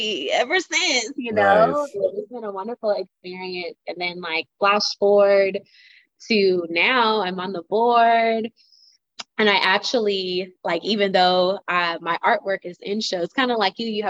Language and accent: English; Cordele, Georgia, United States; also born or lived in Savannah, Georgia; where I'm from Cordell, Georgia, small town